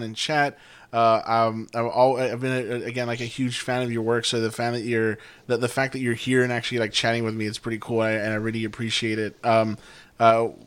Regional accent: Laredo, Texas, United States; I'll say Laredo

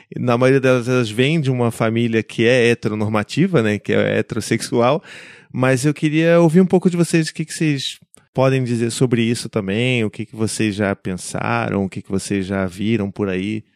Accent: Rio de Janeiro, Brazil; accent: carioca; mulheres cariocas com aquele sotaque que você se identifica, quer dizer, eu me identifico

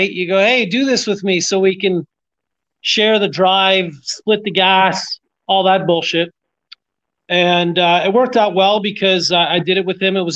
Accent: Montreal, Quebec, Canada; moved away as an adult; also born or lived in Florida; growing up in Montreal

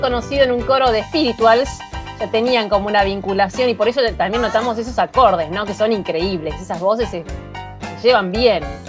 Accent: Lomas de Zamora, Buenos Aires Province, Argentina; Ustedes saben que yo me crié en Long Jams

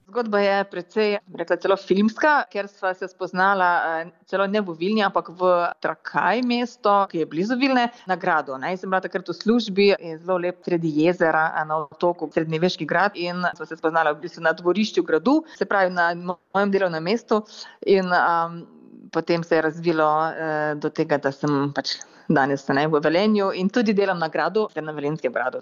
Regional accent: Slovenia; moved away as an adult; now in Lahti, Finland; sem doma eh, iz Slovenije in živim na Finskem

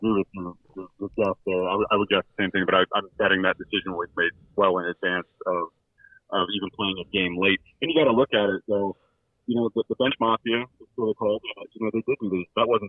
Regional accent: Central Illinois, United States; I grew up in Central Illinois

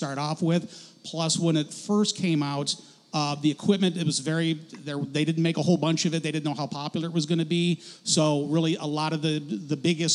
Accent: outside of Detroit, Michigan, United States; moved away as an adult; also born or lived in Florida / Illinois; now in Spokane, United States; I grew up outside of Detroit

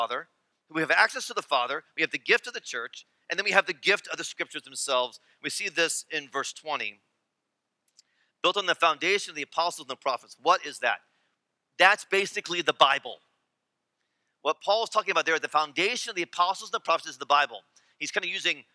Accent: United States

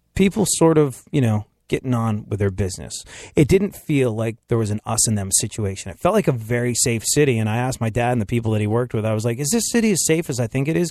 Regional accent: United States; I'm American

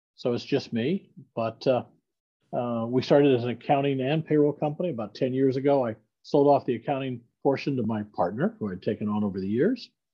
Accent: Iowa City, Iowa, United States; I'm a Midwestern boy. I grew up in Iowa, uh, born in Iowa City, Iowa

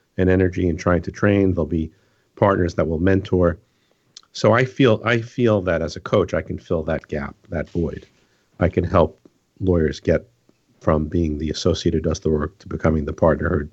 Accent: New York, United States; So I'm from New York

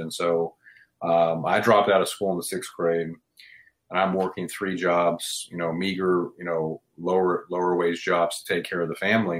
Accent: Houston, Texas, United States; I grew up in Houston, Texas, from a lower class family.

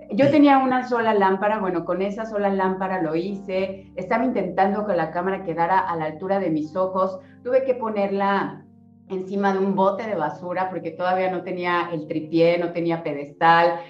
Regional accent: Cancún, Quintana Roo, Mexico; yo soy de Cancún

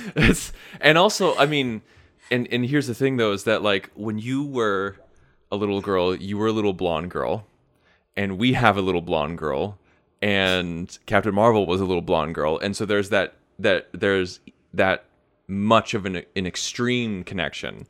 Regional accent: United States; I'm American

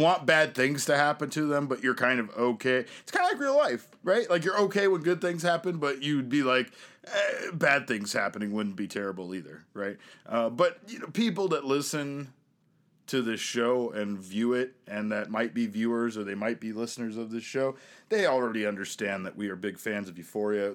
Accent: Syracuse, New York, United States; now in Phoenix, United States; I thought I was moving to New York as a kid, but it ended up that I was moving to Syracuse, New York.

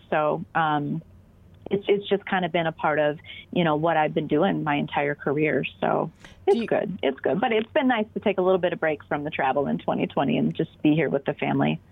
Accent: Minnesota, United States; accent: Minnesota; we're all Minnesotan

